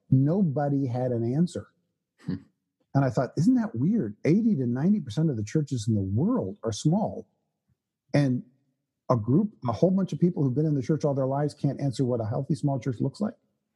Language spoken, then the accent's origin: English; Canada; I was born and raised in Canada